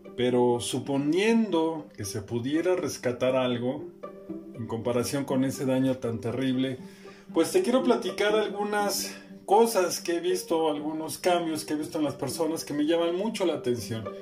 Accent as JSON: {"language": "Spanish", "country": "Mexico", "said": "como mexicano"}